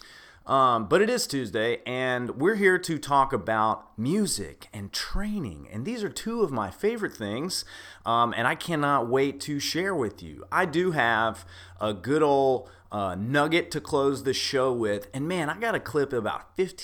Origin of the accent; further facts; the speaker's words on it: Memphis, Tennessee, United States; moved away; I am from Memphis, Tennessee